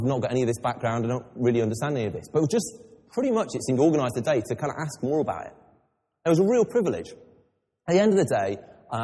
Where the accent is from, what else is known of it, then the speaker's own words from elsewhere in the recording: England, United Kingdom; I'm English